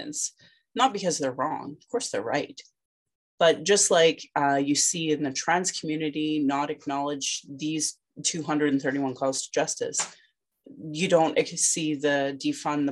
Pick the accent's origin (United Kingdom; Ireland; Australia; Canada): Canada; Calgary, Alberta; I'm from Calgary